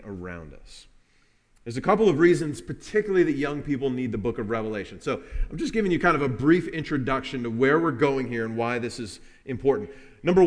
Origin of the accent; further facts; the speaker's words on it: Kentucky, United States; We are from Kentucky